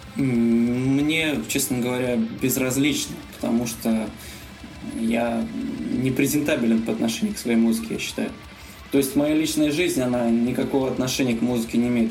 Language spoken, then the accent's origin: Russian; Uryupinsk, Volgograd Oblast, Russia; moved away; Я родился в Волгоградской области, в городе Урюпинске. Мы там с моим приятелем, значит, когда учились в школе